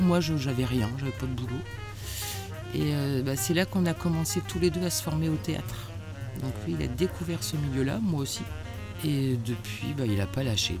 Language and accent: French; Étainhus, Normandy, France; moved away; also born or lived in Bordeaux area; J'ai grandi en Normandie, près du Havre, à Étainhu.